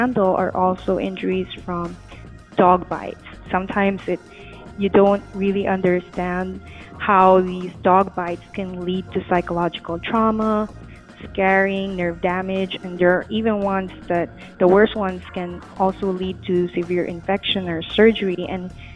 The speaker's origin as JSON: {"language": "English", "town": "Manila", "region": "Metro Manila", "country": "Philippines", "tie": "born or raised there", "moved": "as an adult", "lives_now": "Los Angeles, United States", "said": "I'm originally from the Philippines. I was born and raised in the biggest city there in Manila."}